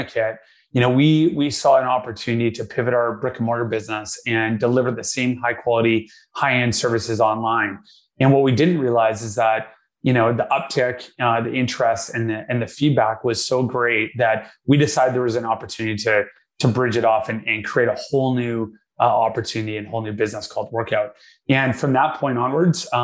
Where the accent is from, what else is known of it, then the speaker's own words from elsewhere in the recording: Vancouver, British Columbia, Canada; I was born and raised in Vancouver, Canada